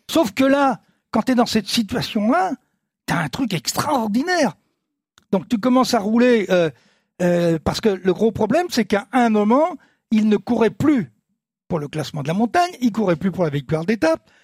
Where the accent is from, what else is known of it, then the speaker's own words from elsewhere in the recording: France; on est français